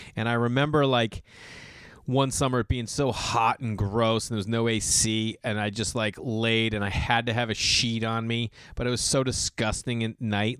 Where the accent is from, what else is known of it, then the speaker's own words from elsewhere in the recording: Massachusetts, United States; growing up in Massachusetts